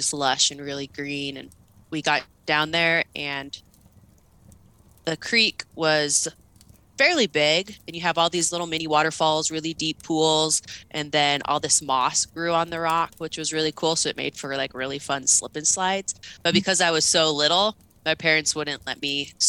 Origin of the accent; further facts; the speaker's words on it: Longview, Washington, United States; I grew up in the West Coast, so Longview, Washington